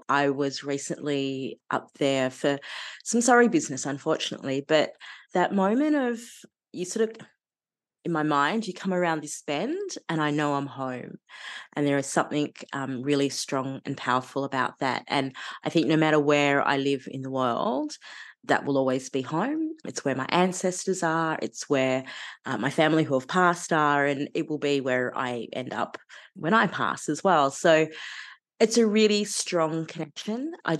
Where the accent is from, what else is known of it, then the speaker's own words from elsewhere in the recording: Sydney, New South Wales, Australia; I was born on Cammeraygal country, but then grew up sort of around Darug and Western Sydney country.